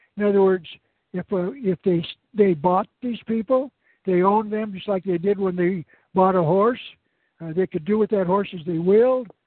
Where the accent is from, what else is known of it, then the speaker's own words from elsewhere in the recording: Arizona, United States; my home state of Arizona